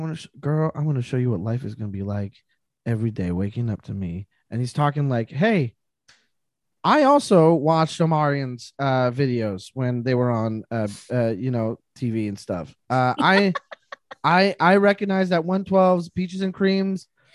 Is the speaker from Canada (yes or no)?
yes; Canada; I am Canadian